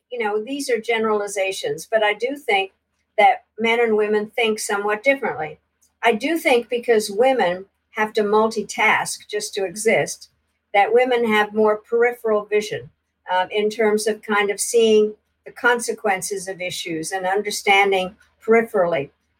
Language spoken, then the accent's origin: English; United States; So being the American, I decided that we had to form a caucus